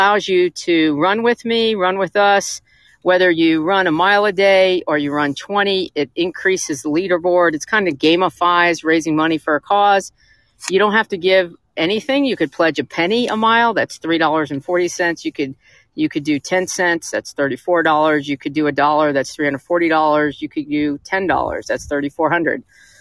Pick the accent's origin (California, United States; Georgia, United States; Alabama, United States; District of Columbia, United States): Georgia, United States; Atlanta; I'm from Atlanta. I was fifth generation Atlanta